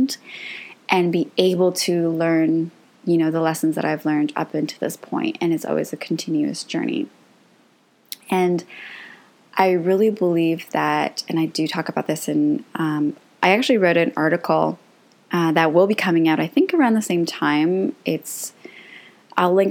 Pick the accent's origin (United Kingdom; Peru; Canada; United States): Canada; I am Croatian, and both my parents were born there. My whole family is from there. But I grew up in Canada. I was born in Canada